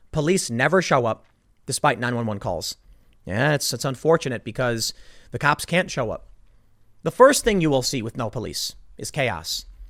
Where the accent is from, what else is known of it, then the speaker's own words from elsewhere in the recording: Chicago, Illinois, United States; I grew up in Chicago. I lived on the South Side